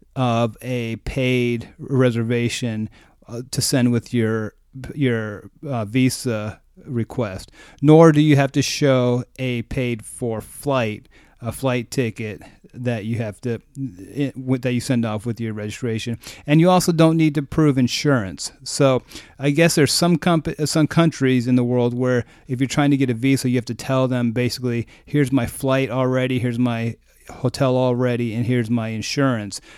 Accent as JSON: {"language": "English", "country": "United States", "said": "as an American"}